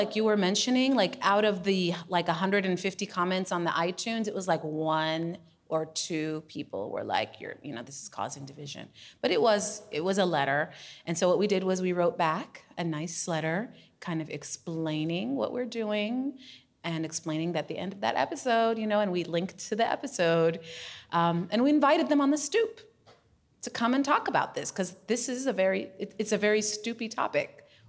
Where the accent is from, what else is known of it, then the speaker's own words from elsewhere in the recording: Minnesota, United States; now in Chicago, United States; I learned about stoop conversations when I moved to Chicago from Minnesota, so I'm with you.